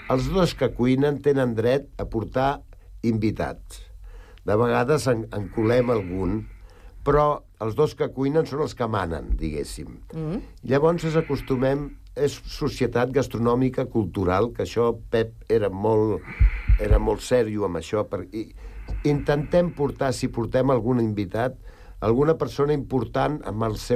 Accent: Sant Cugat del Vallès, Catalonia, Spain; Som bastant nostres, nosaltres. Som molt de Sant Cugat i no ens belluguis gaire

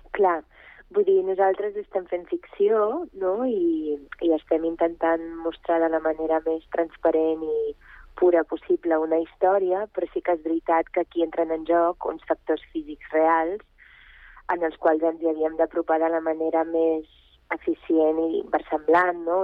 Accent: Catalonia, Spain; also born or lived in Bulgaria; jo vaig néixer a Bulgària, vaig immigrar a, aquí a Catalunya quan era molt petita amb els meus pares

